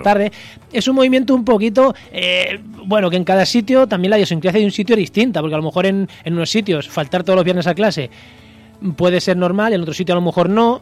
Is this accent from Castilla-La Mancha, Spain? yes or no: yes; Albacete, Castilla-La Mancha, Spain; Yo que soy de Albacete